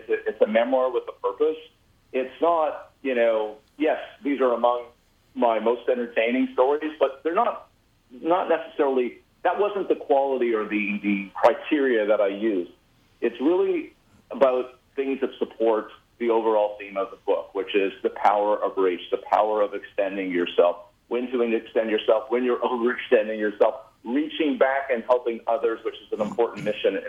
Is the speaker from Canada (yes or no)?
yes; Canada; moved away as an adult; now in United States; I've been here for 30 years, but I'm still saying sorry a lot. I never lose that. There's two things a Canadian never loses.